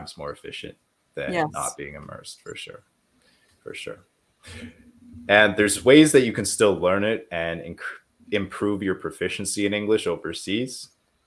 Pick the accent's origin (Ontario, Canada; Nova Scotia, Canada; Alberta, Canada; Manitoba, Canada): Manitoba, Canada; Winnipeg; now in Montreal, Canada; I come from Winnipeg and nobody speaks French in Winnipeg